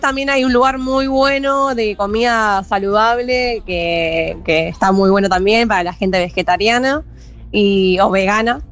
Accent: La Plata, Buenos Aires Province, Argentina; also born or lived in Necochea; nací en La Plata, ahora vivo en La Plata también

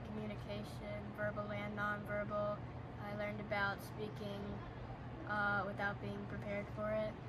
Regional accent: Kentucky, United States; I want to play tennis, and I am from Kentucky.

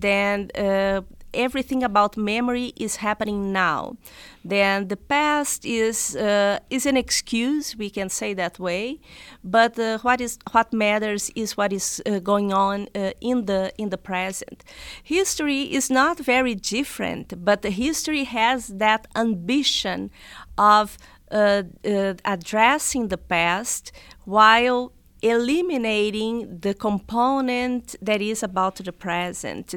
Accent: South Region, Brazil; English is a second language; moved away as an adult; now in United States; I was born and raised in Brazil

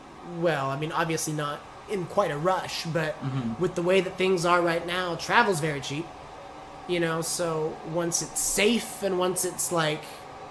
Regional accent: Fresno, California, United States; born or raised there

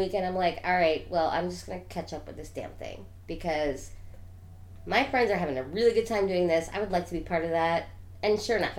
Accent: New York, United States; I'm from New York.

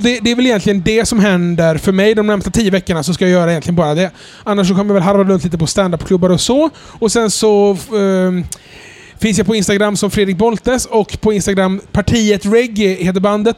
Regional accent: Jönköping, Jönköping County, Sweden; moved away; jag kommer från vanlig arbetarklassbakgrund från Jönköping

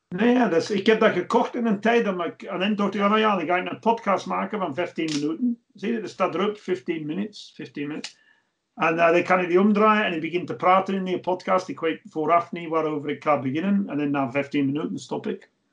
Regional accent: England, United Kingdom; now in Belgium; ik ben een Engelsman

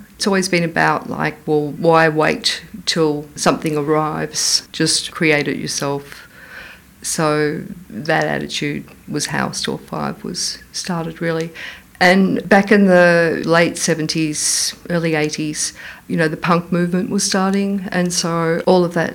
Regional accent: Frankston, Victoria, Australia; when I was a child growing up in Frankston

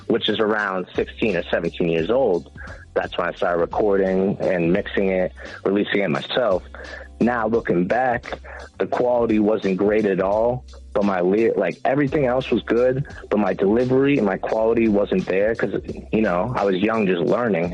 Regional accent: South Shore, Massachusetts, United States; I'm from the South Shore

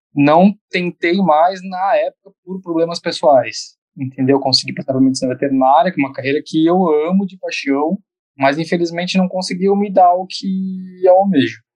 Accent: Santa Catarina, Brazil; eu de Santa Catarina

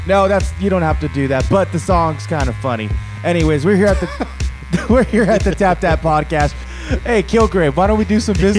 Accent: Los Angeles, California, United States; I'm from East Los.

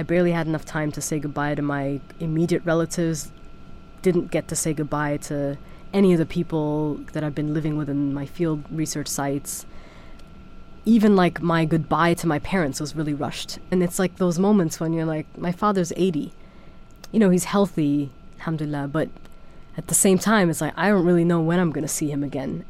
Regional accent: Germany; I was born in Germany. My father was studying in Germany, and I grew up for part of my life in Germany. So I actually never lived in Sudan.

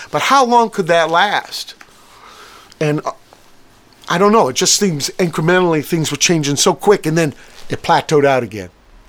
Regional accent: San Pedro, California, United States; also born or lived in Virginia; And you know, I came from Virginia, right? When I was 9 years old, my pop was a sailor, and it was closer to Vietnam. All I knew was Pedro. You know, port, it's working town

